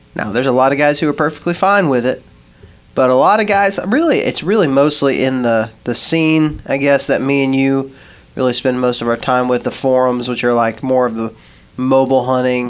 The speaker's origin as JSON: {"language": "English", "region": "West Texas", "country": "United States", "tie": "born or raised there", "said": "when I was growing up in West Texas"}